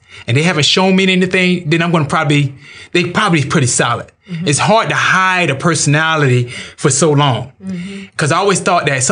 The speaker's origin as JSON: {"language": "English", "region": "Florida", "country": "United States", "said": "I'm from Florida"}